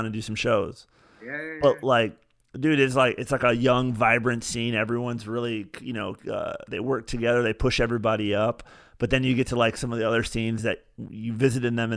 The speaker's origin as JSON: {"language": "English", "country": "United States", "said": "to be American"}